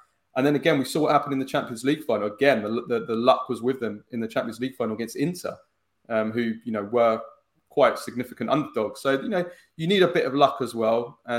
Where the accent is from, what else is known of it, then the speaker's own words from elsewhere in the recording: England, United Kingdom; my parents are Italian, but I was born in England. I grew up in England